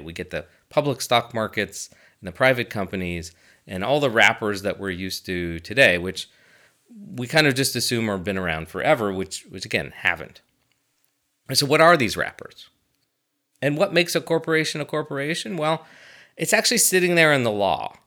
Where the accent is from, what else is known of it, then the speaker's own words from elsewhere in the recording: United States; I'm an American